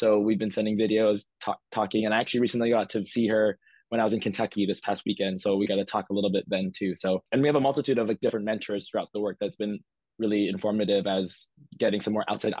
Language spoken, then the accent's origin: English; Philippines; Inadvertently, I'm Filipino everywhere I am. So my work is always going to be Filipino.